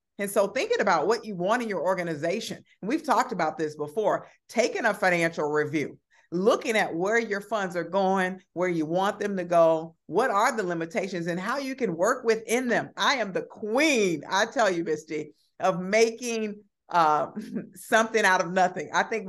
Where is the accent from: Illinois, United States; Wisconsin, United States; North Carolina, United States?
Illinois, United States; Chicago; growing up on the South Side of Chicago with limited resources, somehow I learned how to, even as a young person, launch my own businesses.